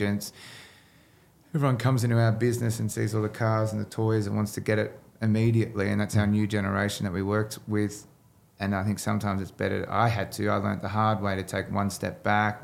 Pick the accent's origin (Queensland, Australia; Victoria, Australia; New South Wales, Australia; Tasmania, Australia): New South Wales, Australia; Leura; I grew up in the Leura in the Blue Mountains